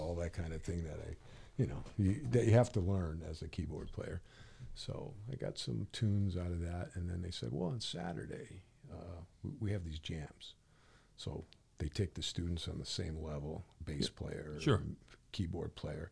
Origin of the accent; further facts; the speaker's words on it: Hartford, Connecticut, United States; I lived in Hartford, okay. North end of Hartford.